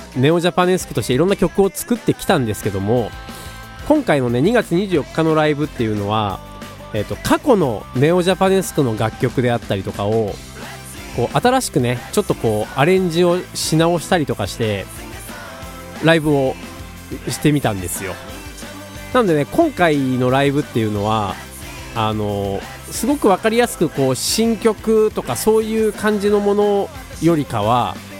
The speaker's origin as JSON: {"language": "Japanese", "town": "Tokai", "region": "Aichi", "country": "Japan", "tie": "born or raised there", "said": "僕、東海市出身"}